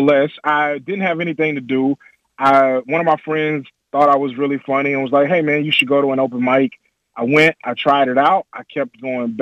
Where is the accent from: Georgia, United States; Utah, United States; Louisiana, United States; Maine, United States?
Louisiana, United States; Bernice; I'm from Bernice, Louisiana, home of Willis Reed.